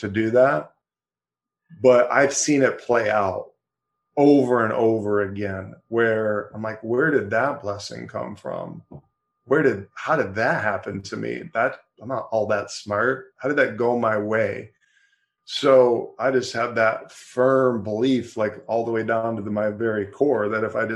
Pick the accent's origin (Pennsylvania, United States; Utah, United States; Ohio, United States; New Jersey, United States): Ohio, United States; moved away as an adult; now in Michigan, United States; I'm born and raised in Ohio. Moved to Michigan about 20 years ago